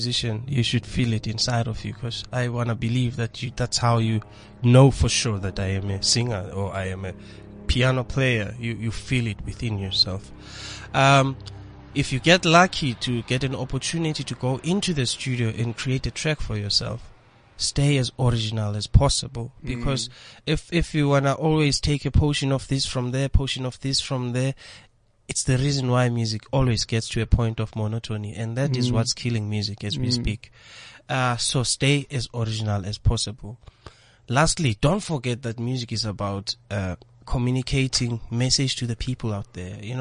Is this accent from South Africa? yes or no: yes; South Africa; being South African